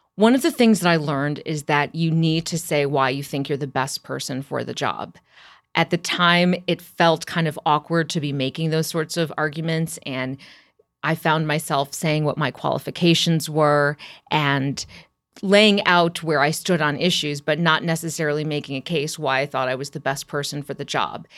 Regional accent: Champaign, Illinois, United States; I'm from Champaign, Urbana. That's where I was born and raised

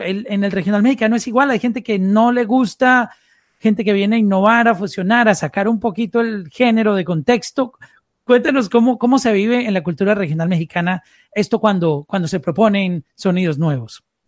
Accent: Colombia; first language Spanish; Yo soy colombiano

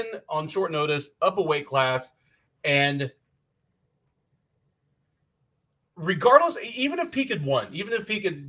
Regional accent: Houston, Texas, United States; Fury Fighting Championship, kind of my, well, my hometown promotion

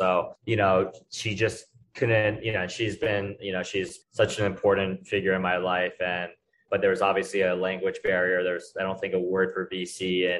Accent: New Jersey, United States; also born or lived in Maryland; New Jersey and Maryland.

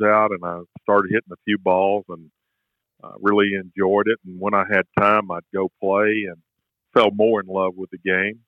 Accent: Shreveport, Louisiana, United States; I grew up in Shreveport, Louisiana

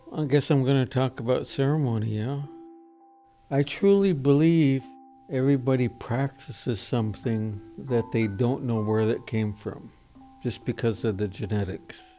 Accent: Nooksack River, Washington, United States; I grew up, lived in the fishing village here on the Nooksack River

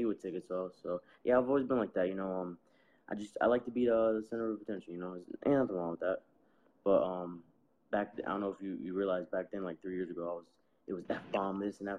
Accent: Camden, New Jersey, United States; Camden, yeah.

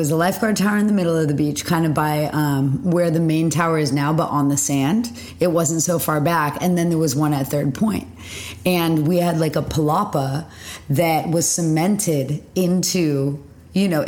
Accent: the San Fernando Valley, California, United States; growing up in the Valley.

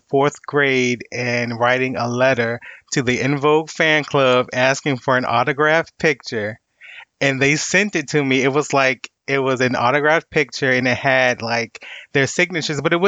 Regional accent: Virginia, United States; I'm from Virginia, or, you know, almost the DMV area

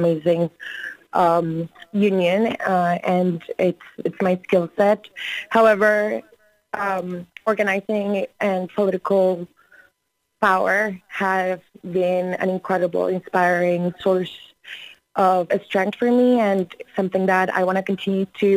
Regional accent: Colombia; also born or lived in Florida; now in New York City, United States; I was born and raised in Colombia, and then I went to the University of South Florida

